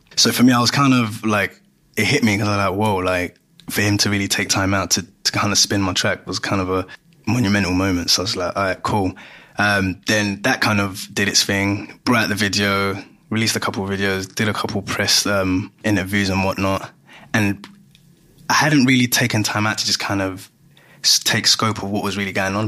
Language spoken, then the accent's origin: English; London, United Kingdom; also born or lived in Ghana; born and bred from Greenwich